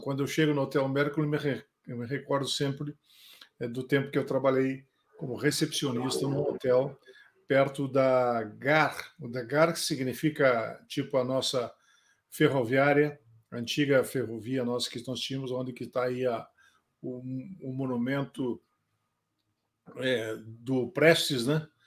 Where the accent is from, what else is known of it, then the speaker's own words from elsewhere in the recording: Santo Ângelo, Rio Grande do Sul, Brazil; moved away as an adult; now in Brasília, Brazil; sou nascido em Santo Ângelo